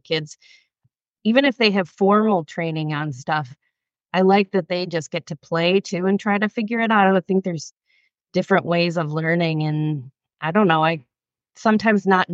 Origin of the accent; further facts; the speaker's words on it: Michigan, United States; I grew up in a small town in Michigan, like just kind of farm town-ish.